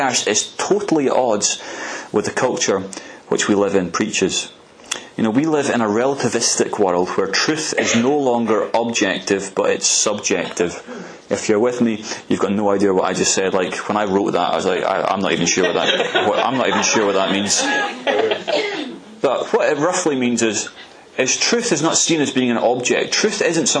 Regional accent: Arbroath, Scotland, United Kingdom; my earliest memories of youth fellowship growing up in Arbroath

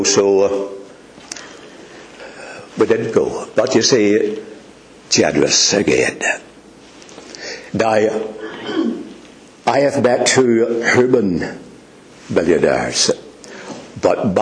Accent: Northern Ireland, United Kingdom; I'm from Northern Ireland

